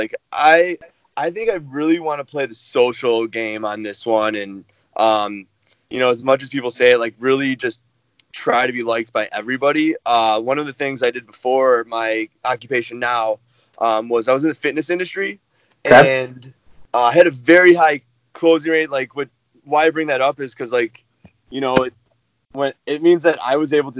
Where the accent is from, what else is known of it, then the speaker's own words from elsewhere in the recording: Chicago, Illinois, United States; now in Denver, United States; I'm 28 years old. I'm originally from Chicago, Illinois. I now live in Denver